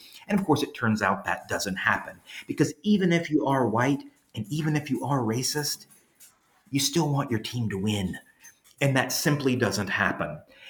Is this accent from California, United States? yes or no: no; Louisiana, United States; I grew up in Louisiana